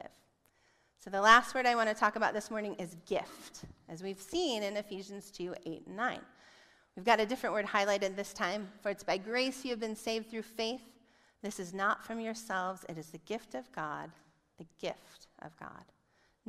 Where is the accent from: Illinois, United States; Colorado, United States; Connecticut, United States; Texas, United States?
Illinois, United States; Chicago; I'm from Chicago